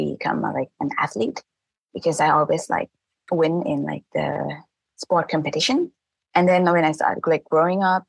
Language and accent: English; Thailand; first language Thai; English is a second language; my native tongue, which is Thai, which I learned from my parents